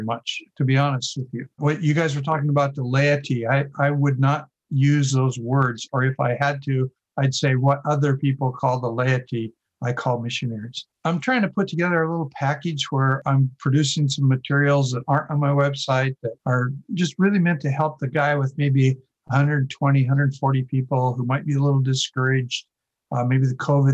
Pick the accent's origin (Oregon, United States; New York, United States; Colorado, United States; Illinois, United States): Oregon, United States; growing up in Oregon